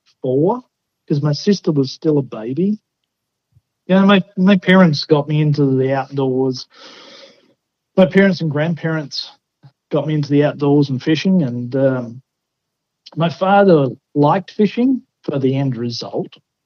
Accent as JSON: {"language": "English", "country": "Australia", "tie": "born or raised there", "said": "So I grew up in a little coastal town, right, about 15,000 people. So a little country town about the size of Mountain Home. It was on Bass Strait, which is one of the roughest pieces of wate"}